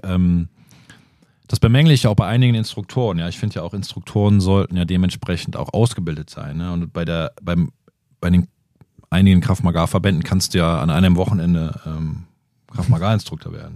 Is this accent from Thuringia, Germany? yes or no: no; Bonn, North Rhine-Westphalia, Germany; in Tam Tambusch, wo ich groß geworden bin